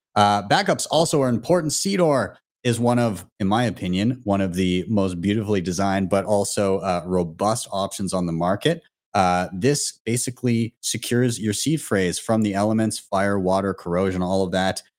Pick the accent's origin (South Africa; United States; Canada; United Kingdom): Canada; Calgary, Alberta; my hometown of Calgary